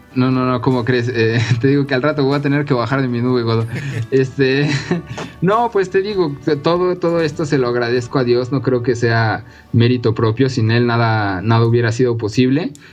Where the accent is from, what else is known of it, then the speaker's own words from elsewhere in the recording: Mexico; los mexicanos